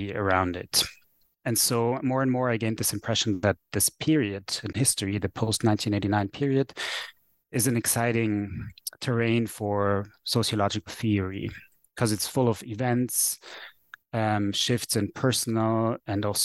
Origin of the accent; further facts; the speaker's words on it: Vienna, Austria; first language German; English is a second language; I am from Vienna, which is a city to the east of Prague.